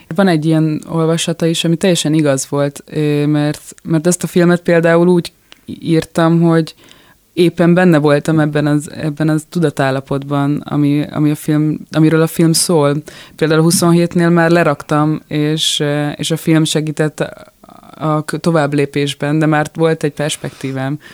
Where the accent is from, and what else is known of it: Budapest, Hungary; born or raised there; moved away as an adult; now in France